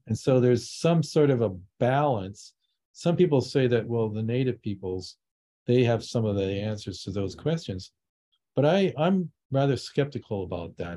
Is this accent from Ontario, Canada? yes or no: no; Vancouver, British Columbia, Canada; I grew up in Vancouver. It was very multicultural.